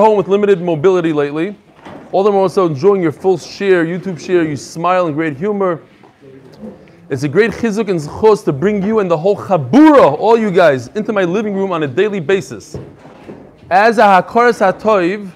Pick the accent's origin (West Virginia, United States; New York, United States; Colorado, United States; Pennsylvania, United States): New York, United States; New York City; Far Rockaway. I grew up in Far Rockaway